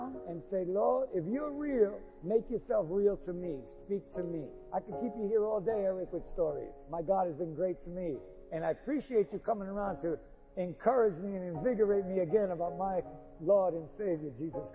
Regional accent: New York City, New York, United States; I grew up in New York, grew up in Queens

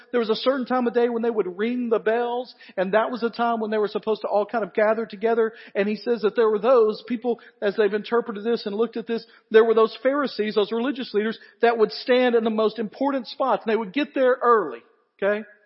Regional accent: the South, United States; He knows we're all from the South

